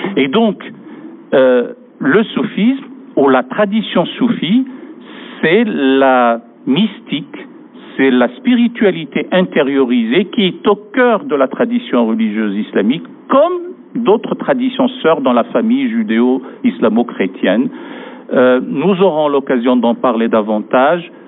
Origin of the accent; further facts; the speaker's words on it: France; chez nous, en France